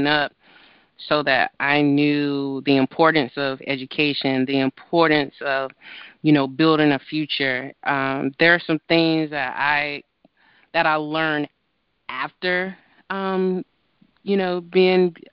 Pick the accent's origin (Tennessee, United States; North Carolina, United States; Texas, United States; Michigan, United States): North Carolina, United States; Greensboro; also born or lived in Boston; now in Maryland, United States; my hometown of Greensboro, North Carolina